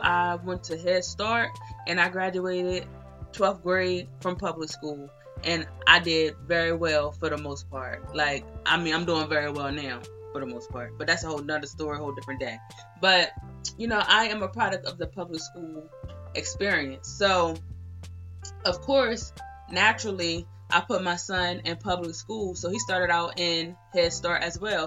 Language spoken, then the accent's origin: English; Delaware, United States; I'm from Delaware